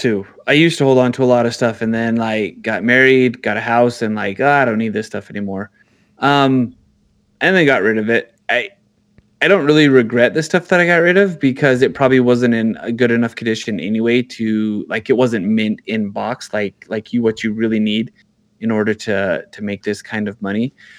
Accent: New Mexico, United States; I'm from New Mexico

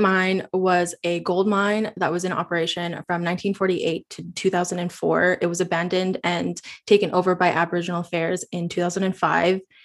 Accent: Yellowknife, Northwest Territories, Canada; now in Vancouver, Canada; I currently live in Vancouver, B C, but I grew up in Yellowknife, in the Northwest Territories of Canada.

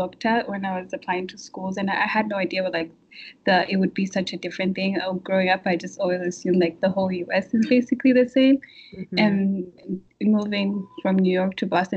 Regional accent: Kigali, Rwanda; moved away as an adult; now in Massachusetts, United States; I am from Rwanda, Kigali

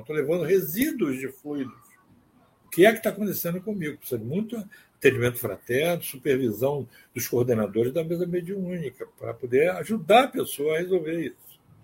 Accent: Salvador, Bahia, Brazil; nossa família era vizinho dele em Salvador, nós somos de Salvador

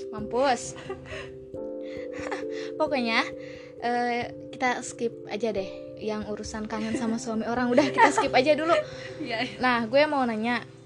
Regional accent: West Java, Indonesia; accent: Sundanese; kita tuh orang Jawa Barat

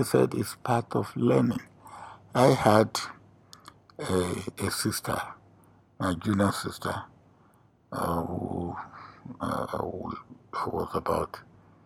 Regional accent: Nigeria; I was a village boy, born in a village

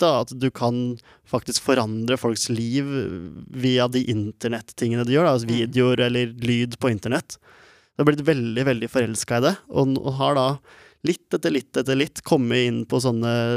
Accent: Norway; jeg er født i Norge med ikke en rik familie i det hele tatt, men en vanlig norsk familie

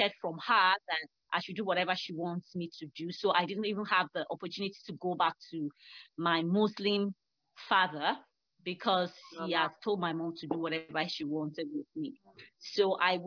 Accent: Nigeria; also born or lived in Lagos; I am from Nigeria. I live in Lagos.

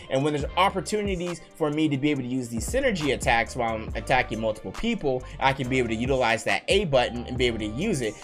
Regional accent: Las Vegas, Nevada, United States; I am born and raised in Vegas

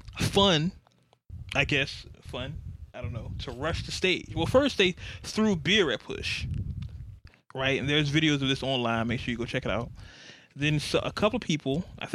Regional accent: Virginia, United States; I'm from Virginia

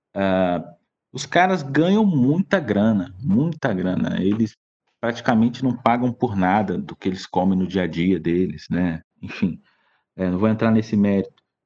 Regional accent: Brazil; nós somos brasileiros

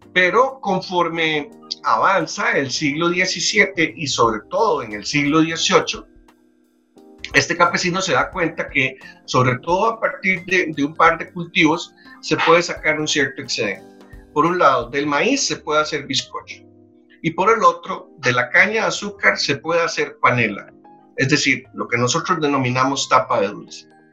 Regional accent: San José, Costa Rica; A mucho orgullo lo digo como josefino, un josefino. A mucho orgullo lo digo como costarricense.

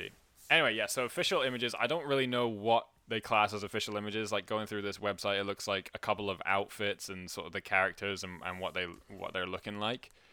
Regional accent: Scotland, United Kingdom; most people know that I'm Scottish

